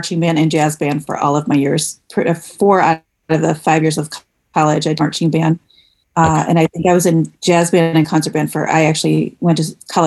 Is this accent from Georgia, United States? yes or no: no; Michigan, United States; moved away as an adult; now in Ohio, United States; I grew up in Michigan, and I went to college in Michigan.